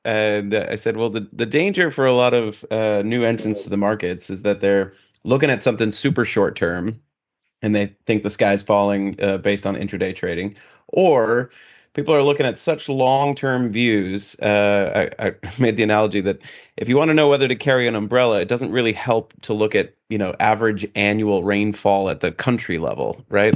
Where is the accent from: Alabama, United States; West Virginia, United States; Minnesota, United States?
Minnesota, United States; moved away; my hometown community there in Minnesota